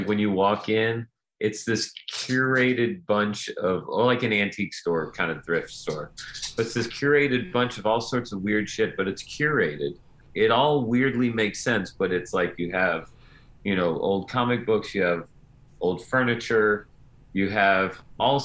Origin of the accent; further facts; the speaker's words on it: Slidell, Louisiana, United States; my hometown of Slidell, where I still live, which is right outside New Orleans